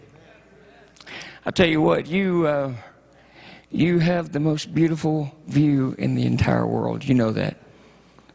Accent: Michigan, United States; moved away; I'm from Michigan originally, and I miss the snow.

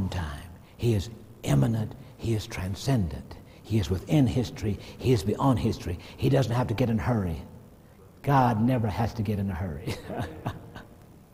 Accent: Alabama, United States; I grew up in Alabama

